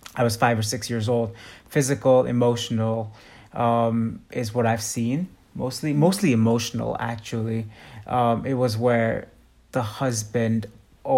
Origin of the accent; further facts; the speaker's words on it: Mumbai, Maharashtra, India; moved away; So I grew up in India as a kid. I grew up in Mumbai specifically, very populated city.